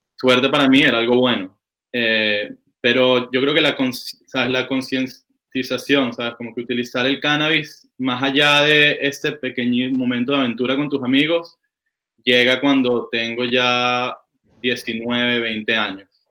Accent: Caracas, Capital District, Venezuela; now in California, United States; yo vengo de Caracas, Venezuela

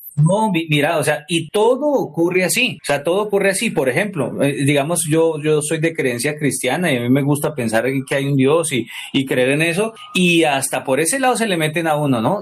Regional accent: Colombia; now in Cali, Colombia; la gente que es de mi, de, mi origen, de allá mi pueblo

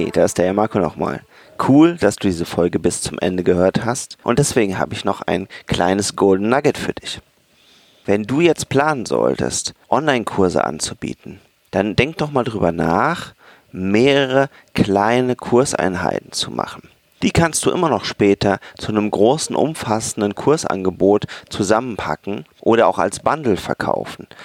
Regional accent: Germany; als Deutsche, als Ingenieure

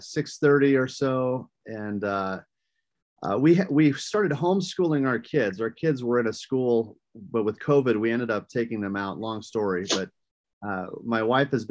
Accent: rural Minnesota, United States; I grew up in rural Minnesota, the state of Minnesota

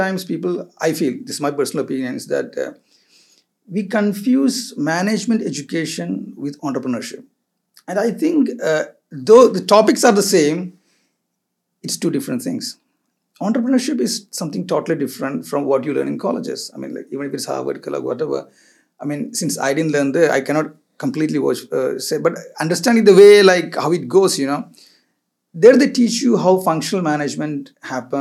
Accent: Kerala, India; moved away as an adult; also born or lived in Goa, India; now in Dubai, United Arab Emirates; I finally came back to my hometown, which is Kerala, home state, which is Kerala

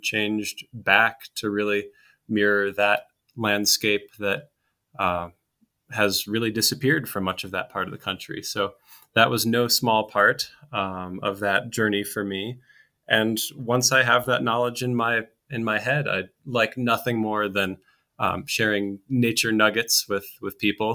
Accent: Austin, Minnesota, United States; moved away; my hometown, um, Austin, Minnesota, very small town in, in southern Minnesota

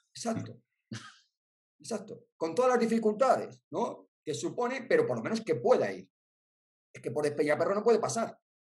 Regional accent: Spain; los españoles

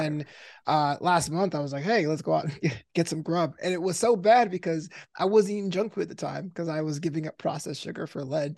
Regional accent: New York City, New York, United States; moved away as an adult; also born or lived in Florida; now in Los Angeles, United States; growing up, I was in Brooklyn

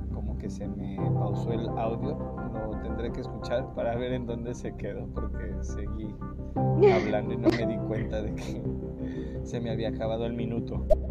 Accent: Mexico; soy mexicano

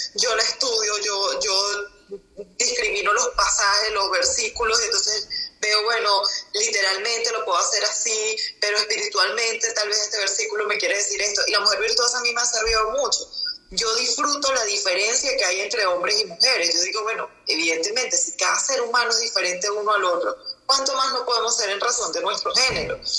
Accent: La Victoria, Aragua, Venezuela; moved away as an adult; now in Bogotá, Colombia; Yo soy de La Chapa.

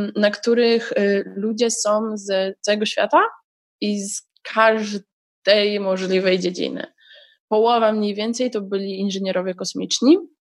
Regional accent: Poland; ponieważ jestem z Polski, to mogłam aplikować automatycznie o stypendium

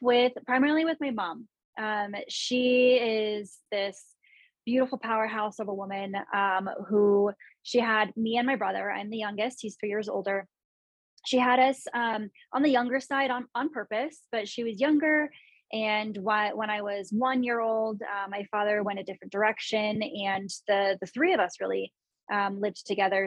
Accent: San Luis Obispo and Santa Cruz, California, United States; moved away as an adult; also born or lived in Bay Area; now in Denver, United States; I grew up in San Luis Obispo and Santa Cruz

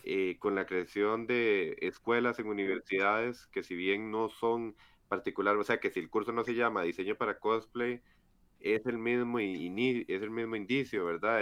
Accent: Estadio Nacional, San José, Costa Rica; yo ya crecí viendo que pasaba por el Estadio Nacional y a las 4 veía cosplayers y a las 8 jugaba Cartaginés Herediano

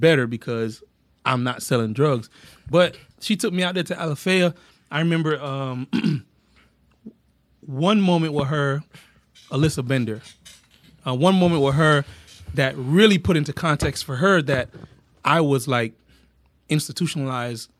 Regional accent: Orlando, Florida, United States; I grew up in Paramore, which is the hood

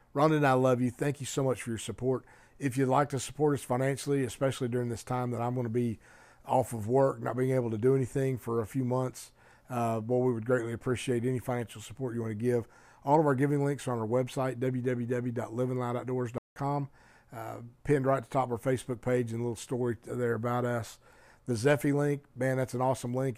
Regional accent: Oklahoma, United States; moved away; also born or lived in Colorado; we were living in Colorado, but we're from Oklahoma

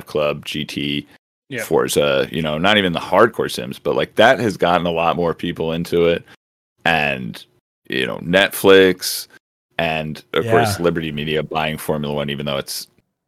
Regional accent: United States; being an American

